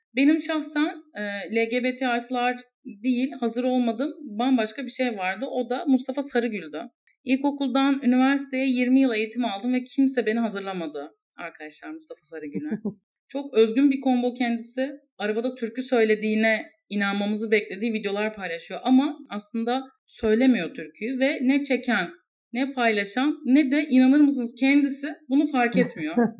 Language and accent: Turkish; İzmir, Turkey; bir İzmirli olarak